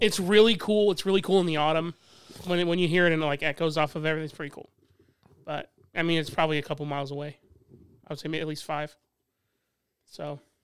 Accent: Indianapolis, Indiana, United States; also born or lived in Pendleton, Indiana; I'm from I, Indianapolis

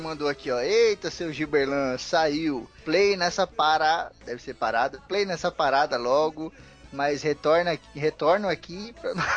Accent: Osasco, São Paulo, Brazil; Eu sou daqui de São Paulo e muitos amigos meus são daqui também. Eu cresci em Osasco

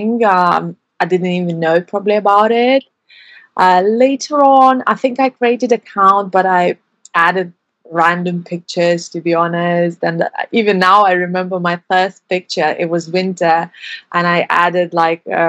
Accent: Lithuania; moved away as an adult; now in London, United Kingdom; I'm originally from Lithuania, but live in London for over 7 years

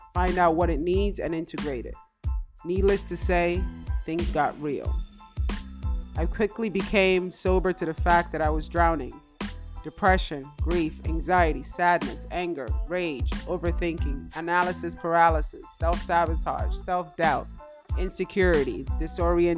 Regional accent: Nigeria; also born or lived in Spain; now in United States; I was born in Nigeria, lived in Spain, and moved to the United States in 1997.

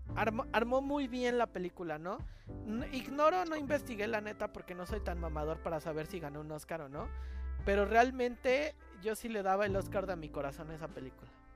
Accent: Mexico City, Mexico; soy el chilango

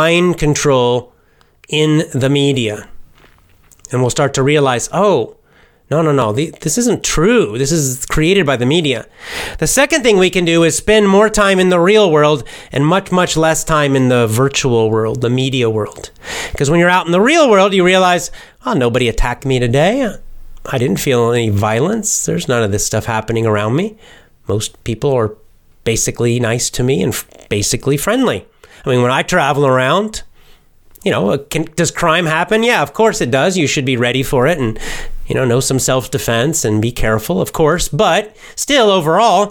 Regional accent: the South, United States; I'm from the South in the United States

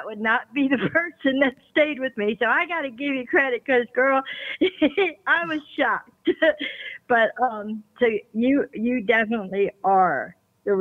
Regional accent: Florida, United States; I was born and raised in Florida.

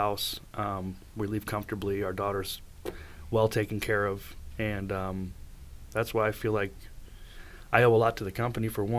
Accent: New York, United States; moved away; I grew up in New York

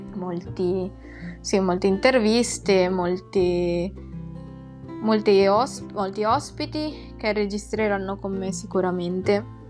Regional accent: Philippines; now in Italy; sono nata nelle Filippine

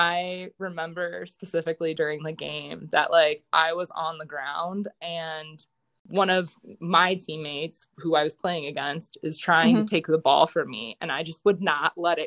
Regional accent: Medina, Ohio, United States; moved away as an adult; also born or lived in Colorado; I'm from Northeast Ohio. So Medina area I played for Highland

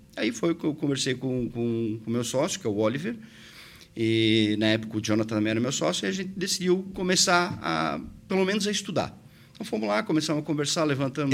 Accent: Presidente Getúlio, Santa Catarina, Brazil; moved away as an adult; now in Blumenau, Brazil; Eu sou natural de Presidente Getúlio, vim para Blumenau justamente para estudar

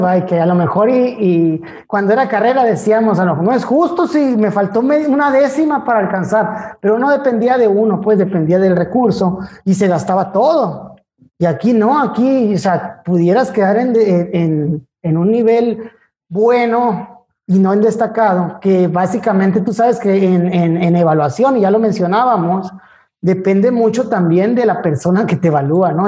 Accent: Ciudad Obregón, Sonora, Mexico; also born or lived in Hermosillo; yo soy de Ciudad Obregón

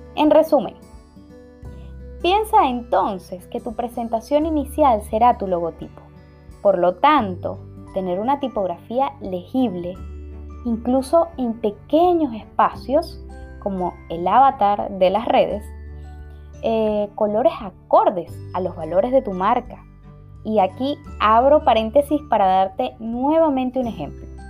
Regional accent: Venezuela; now in Spain; Soy una venezolana viviendo en España

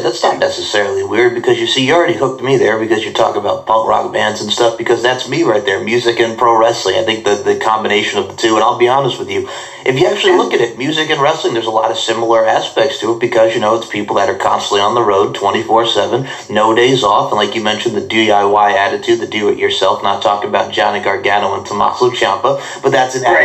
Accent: Long Island, New York, United States; I'm a New Yorker, Long Islander.

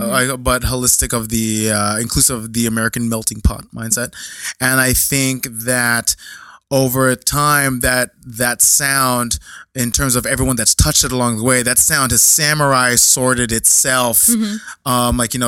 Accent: Philippines; Well, you know, as a Filipino person, Filipino person turning 37 this year, when I was growing up, there was no other culture for me to even turn to.

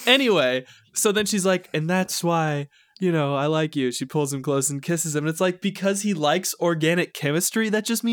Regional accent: St. Louis, Missouri, United States

